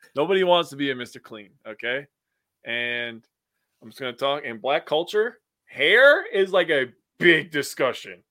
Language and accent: English; United States; I'm from America